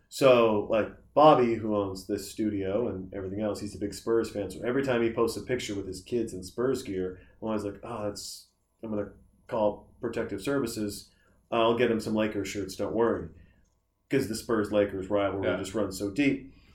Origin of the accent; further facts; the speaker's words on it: Montana, United States; now in Austin, United States; I'm from Montana, so we don't have any teams.